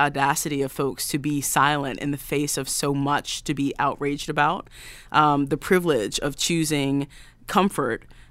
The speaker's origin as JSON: {"language": "English", "region": "the South", "country": "United States", "tie": "born or raised there", "lives_now": "Nashville, United States", "said": "I grew up in the Black church in the South, my mom is an AME preacher, and that is the church I grew up"}